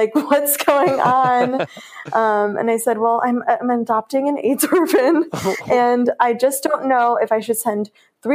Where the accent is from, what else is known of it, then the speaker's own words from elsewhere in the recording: Chicago, Illinois, United States; I was from Chicago